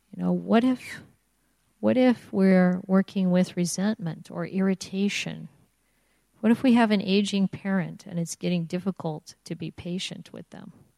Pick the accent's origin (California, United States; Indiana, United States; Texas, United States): Indiana, United States; I grew up in Indiana, which is I grew up near Chicago. It's in the Midwest